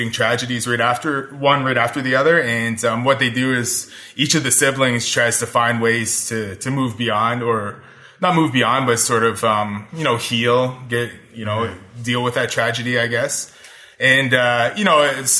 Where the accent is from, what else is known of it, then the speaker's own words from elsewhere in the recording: Parry Sound, Ontario, Canada; now in Ottawa, Canada; I did this one reading in my hometown, like in Parry Sound